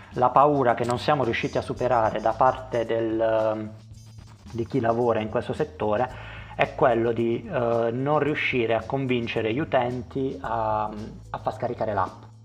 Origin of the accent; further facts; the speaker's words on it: Conversano, Apulia, Italy; sono di Conversano, un uh, paese a pochi chilometri da Bari